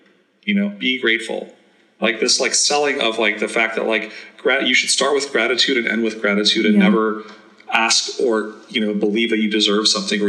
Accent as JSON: {"language": "English", "town": "New York City", "region": "New York", "country": "United States", "tie": "born or raised there", "also_born_or_lived": "Afghanistan / India / Germany", "said": "And then we moved to New York and I grew up in Queens."}